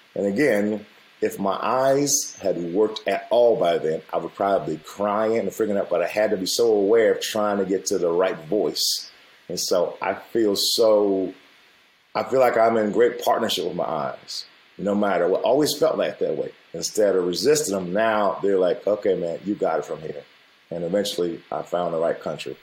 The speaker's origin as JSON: {"language": "English", "country": "United States", "said": "I grew up the way I grew up with my family and being Black American"}